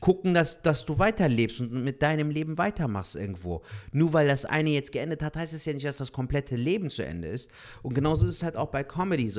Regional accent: Cologne, North Rhine-Westphalia, Germany; wir als Kölner

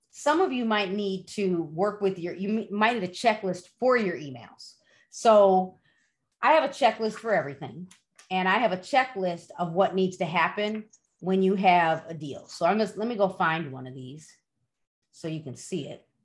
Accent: Dominican Republic; English is a second language; I'm from the Dominican Republic. I need so much English.

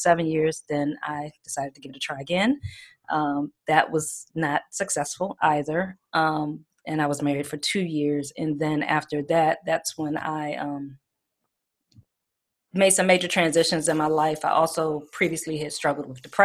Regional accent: Washington, District of Columbia, United States; I'm originally born from Washington, D.C. I'm a D.C. native. Mm-hmm. I was born and raised there.

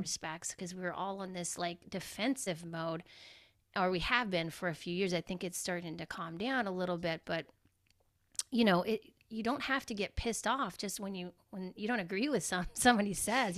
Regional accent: Georgia, United States; I grew up in Georgia

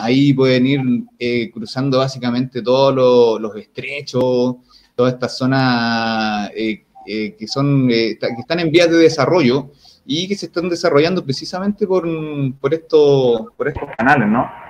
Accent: Chile; Para nosotros como, como territorio chileno

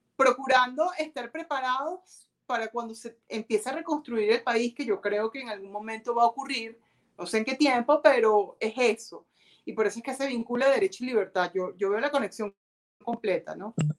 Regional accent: Venezuela; yo vivo en Venezuela, no pretendo todavía migrar

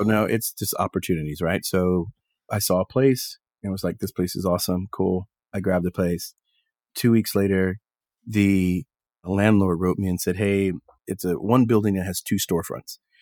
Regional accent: Texas, United States; moved away; I grew up in Texas

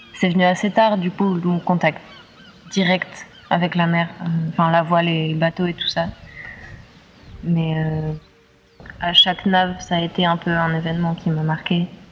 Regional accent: Lozère, Occitania, France; moved away; Je viens de Lozère

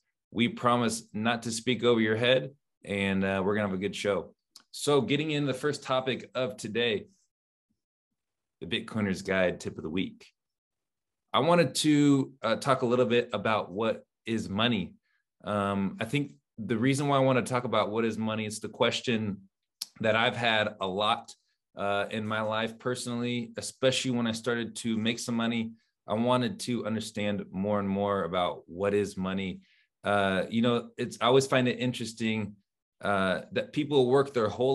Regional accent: United States; I'm from the United States

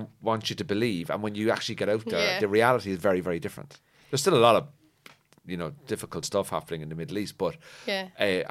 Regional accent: Ireland; we're Irish

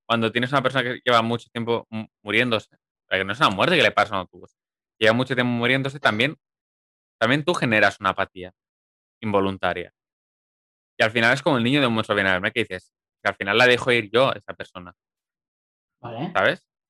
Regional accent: Viladecans, Catalonia, Spain; tú y yo somos de de Viladecana

